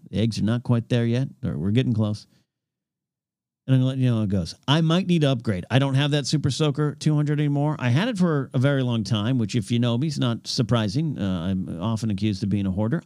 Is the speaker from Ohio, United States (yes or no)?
no; Five Cities area, California, United States; That was the two junior highs in my Five Cities area of my hometown